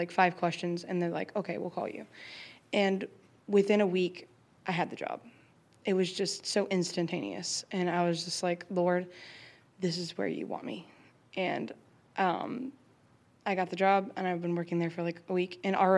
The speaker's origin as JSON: {"language": "English", "town": "Charlottesville", "region": "Virginia", "country": "United States", "said": "I'm from Charlottesville, Virginia"}